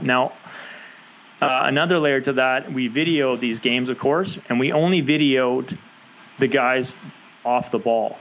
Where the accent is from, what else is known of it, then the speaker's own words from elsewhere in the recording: Canada; as a Canadian